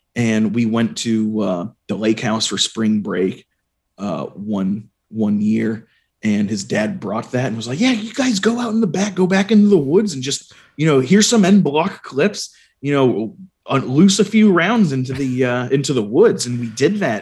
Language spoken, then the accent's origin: English; Arlington, Virginia, United States; also born or lived in Fairfax County, Virginia; Growing up in Arlington and Arlington, Virginia, and Fairfax County, Virginia